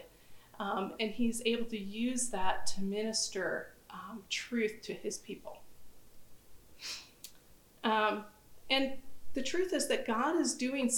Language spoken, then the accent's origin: English; United States; I'm from the United States.